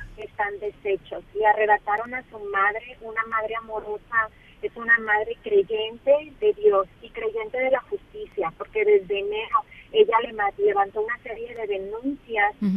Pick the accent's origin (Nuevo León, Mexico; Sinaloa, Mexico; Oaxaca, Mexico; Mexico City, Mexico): Nuevo León, Mexico; Monterrey; nosotros somos de Monterrey